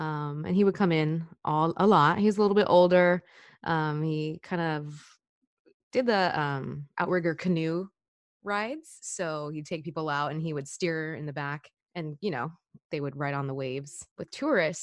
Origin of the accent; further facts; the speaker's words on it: Washington, United States; moved away as an adult; also born or lived in Hawaii; now in California, United States; I grew up in Washington my whole life.